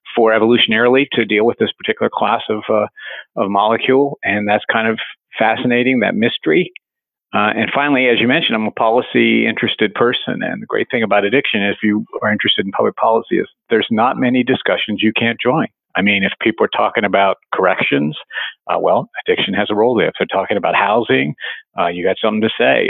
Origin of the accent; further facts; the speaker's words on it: West Virginia, United States; moved away; grew up in West Virginia and uh, it's ground zero for the opioid epidemic